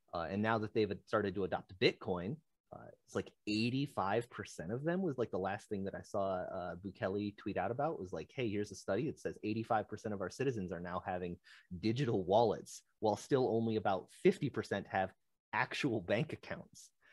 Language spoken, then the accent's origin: English; Michigan, United States; I'm some guy from Michigan.